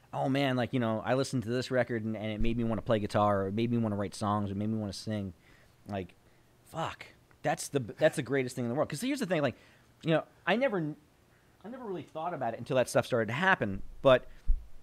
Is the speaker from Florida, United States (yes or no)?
no; Belleville, New Jersey, United States; growing up where I grew up in Belleville